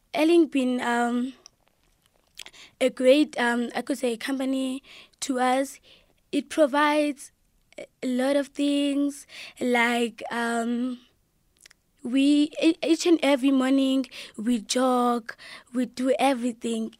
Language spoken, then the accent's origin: English; Engcobo, Eastern Cape, South Africa; from Engcwaba.